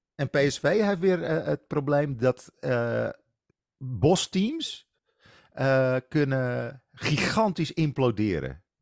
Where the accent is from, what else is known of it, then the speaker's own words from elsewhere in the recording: Netherlands; als Nederlanders